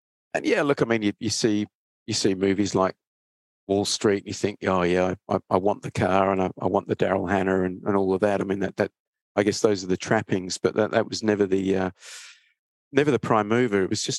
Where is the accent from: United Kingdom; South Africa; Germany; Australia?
Australia; Perth, Western Australia; also born or lived in Sydney; I grew up in Perth. Well, went to high school and university in Perth, Western Australia, and then kind of made my career in Sydney.